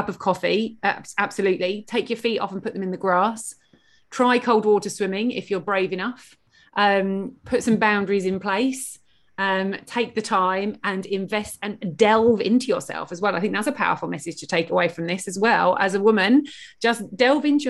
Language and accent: English; United Kingdom